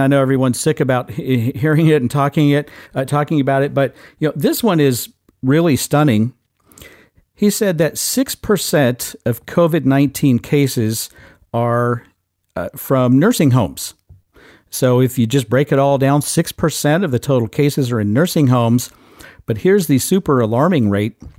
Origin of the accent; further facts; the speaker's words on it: Midwest, United States; I'm a Midwesterner